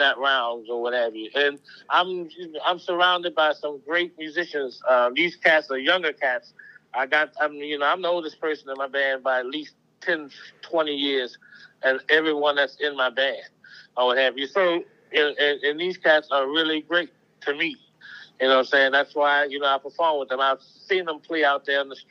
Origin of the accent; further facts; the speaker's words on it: New Orleans, Louisiana, United States; I'm from New Orleans